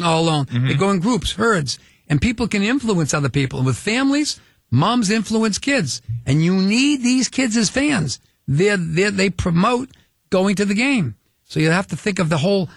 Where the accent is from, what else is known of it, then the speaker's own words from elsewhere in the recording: Boston, Massachusetts, United States; we're both from Boston